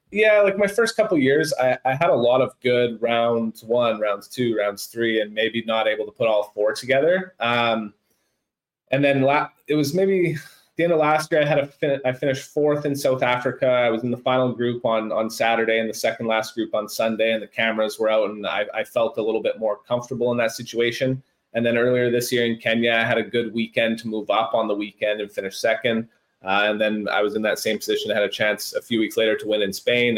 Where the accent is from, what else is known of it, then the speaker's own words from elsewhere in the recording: Stony Mountain, Manitoba, Canada; growing up in Stony Mountain and playing at the Toulon Golf and Country Club